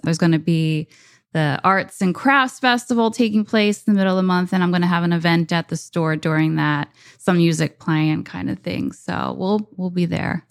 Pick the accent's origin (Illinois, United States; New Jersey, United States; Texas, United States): New Jersey, United States; also born or lived in New York; open a store back in Jersey